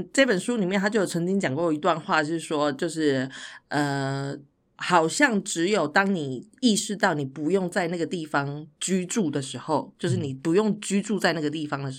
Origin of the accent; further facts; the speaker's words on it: Taichung, Taiwan; moved away as an adult; 所以我现在回家，我因为我家是台中嘛，我现在回家我真的完全不认得任何东西，不认得路，